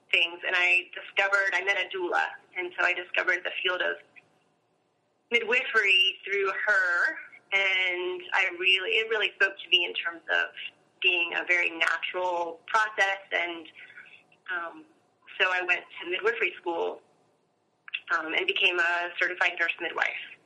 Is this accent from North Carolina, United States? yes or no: yes; Asheville, North Carolina, United States; I grew up in Asheville, North Carolina